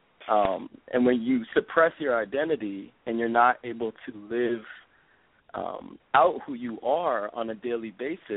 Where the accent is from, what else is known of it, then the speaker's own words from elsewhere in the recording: Lowell, Massachusetts, United States; now in Oakland, United States; I was born and raised in the North Shore of Boston, born in a small town called Lowell, Massachusetts